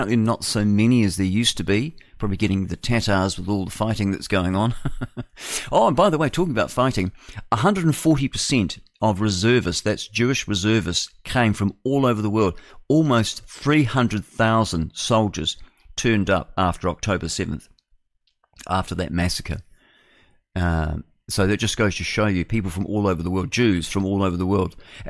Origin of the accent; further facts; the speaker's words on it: New Zealand; what does it matter where I'm from? You know, I'm a Kiwi, I'm New Zealander, like that.